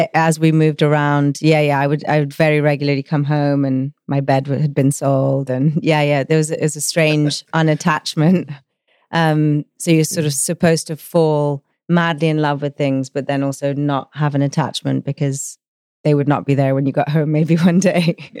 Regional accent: Rhodes, South Aegean, Greece; I was born in Rhodes in Greece

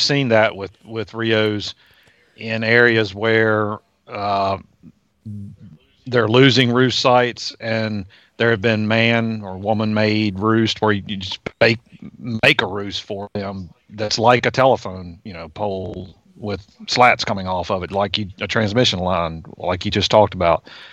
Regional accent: Virginia, United States; I grew up in Virginia

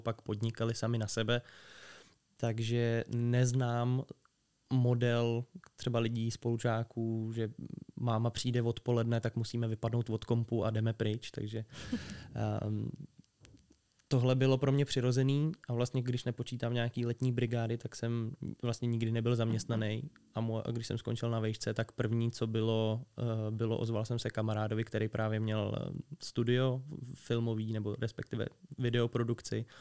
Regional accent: Liberec, Liberec Region, Czechia; jsem z Liberce

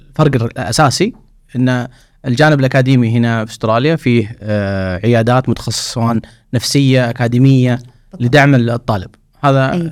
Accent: Saudi Arabia; الآن كنا نتكلم عن كطاقم كمخرجات السعودية ك اللهم لك الحمد انا سعوديين ترى مبدعين في تخصصات كثيره

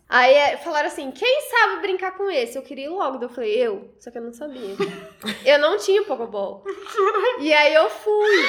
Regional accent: Rondônia, Brazil; also born or lived in Cerejeiras / Vilhena; now in São Paulo, Brazil; eu vim pra São Paulo porque eu sou de Rondônia.

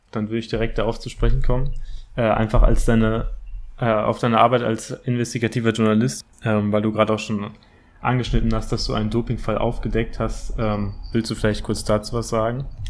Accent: Bochum, North Rhine-Westphalia, Germany; also ich komme auch aus Bochum, also aus der Nähe von Herne äh, auch aus dem Ruhrgebiet

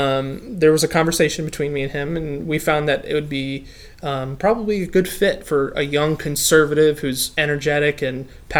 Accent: Jersey Shore, New Jersey, United States; moved away as an adult; now in Lynchburg, United States; My background, son of a pastor from South Jersey. I grew up on the Jersey Shore and moved down here to go to Liberty.

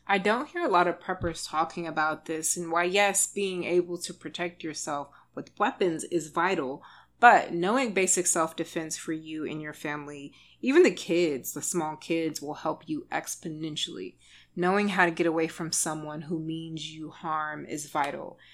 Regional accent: Texas, United States; I'm from Texas

